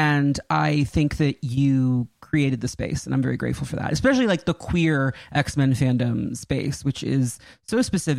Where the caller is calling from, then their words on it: Westchester, New York, United States; Westchester, New York, about 20 minutes from Salem Center. I'm at my parents' house.